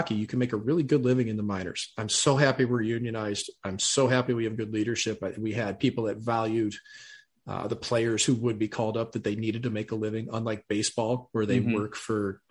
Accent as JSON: {"language": "English", "country": "United States", "said": "I'm American."}